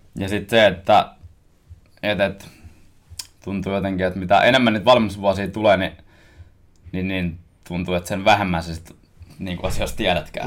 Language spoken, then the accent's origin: Finnish; Koski, Finland; born or raised there; now in Helsinki, Finland